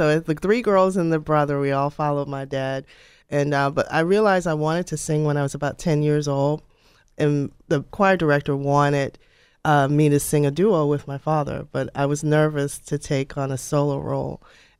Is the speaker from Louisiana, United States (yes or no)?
yes; New Orleans, Louisiana, United States; moved away as an adult; now in Houston, United States; we are musicians from New Orleans.